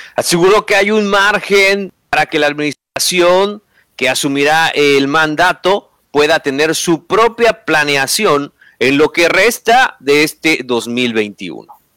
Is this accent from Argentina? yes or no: no; Mexico; como mexicanos